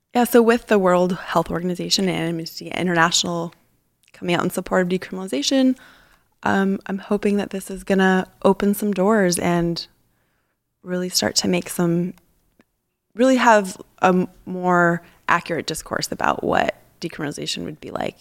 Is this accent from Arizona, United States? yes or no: yes; Tucson, Arizona, United States; now in San Francisco, United States; I grew up in Tucson, Arizona